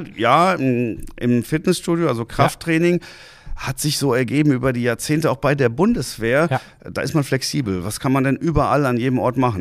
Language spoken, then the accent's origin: German; Hanau, Hesse, Germany; moved away as an adult; also born or lived in Hamburg; now in Husum, Germany; Ich komme ja aus Hessen, aus Hanau